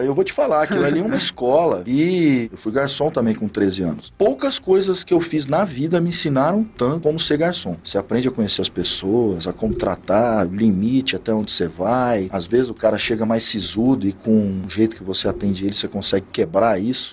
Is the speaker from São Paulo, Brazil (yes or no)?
yes; Araçatuba, São Paulo, Brazil; Eu sou natural de Araçatuba, no interior de São Paulo